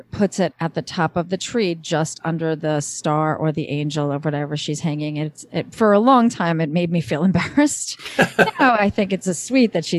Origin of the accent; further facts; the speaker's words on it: Northeast, United States; I grew up in the Northeast, and it was, you know, the weather. It's cold and snowy